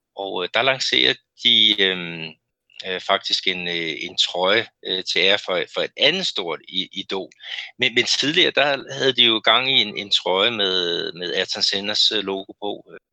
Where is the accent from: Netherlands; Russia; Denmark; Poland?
Denmark; moved away as an adult; now in Brazil; vores, vores rigtig gode øh, venner øh, hjemme i Danmark